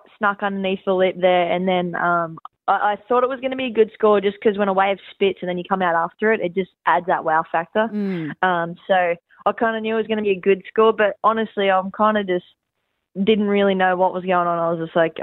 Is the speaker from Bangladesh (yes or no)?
no; Central Coast, New South Wales, Australia; home on the Central Coast is definitely where my heart is